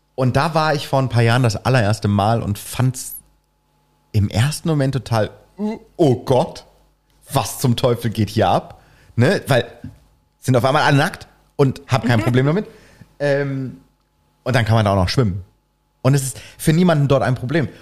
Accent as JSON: {"language": "German", "region": "East Germany", "country": "Germany", "tie": "born or raised there", "said": "Ich bin ja im Osten aufgewachsen"}